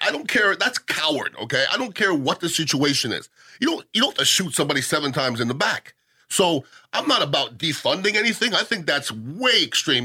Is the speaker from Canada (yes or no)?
yes; Canada; now in United States; I'm Canadian